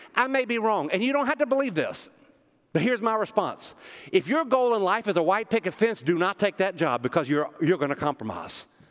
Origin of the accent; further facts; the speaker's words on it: Smyrna, Tennessee, United States; I grew up in Smyrna, Tennessee.